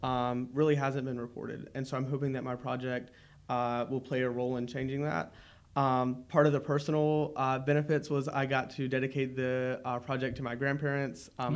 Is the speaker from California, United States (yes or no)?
no; North Carolina, United States; Yeah, well, I was born and raised in the Wake County area, so that wasn't too far away.